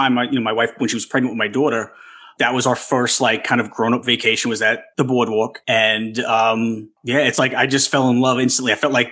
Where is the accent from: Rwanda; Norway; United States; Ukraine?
United States; New York; So I'm from New York, you're from New York. I actually am in the process of converting my whole life to Central Florida.